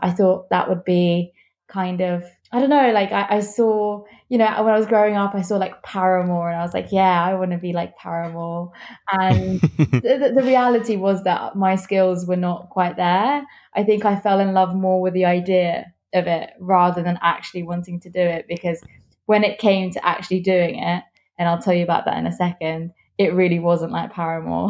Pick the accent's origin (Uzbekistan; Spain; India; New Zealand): Uzbekistan; moved away; I'm from Uzbekistan.